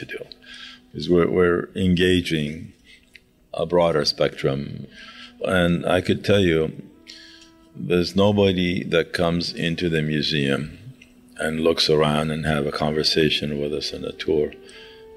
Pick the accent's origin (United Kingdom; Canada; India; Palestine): Palestine; El Bireh, West Bank; moved away; I was born in the West Bank in a town called El Bire, which is right next to Ramallah